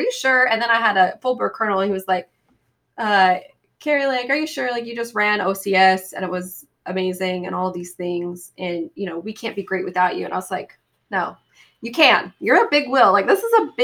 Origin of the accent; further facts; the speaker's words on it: Boise, Idaho, United States; moved away; I'm from Boise, Idaho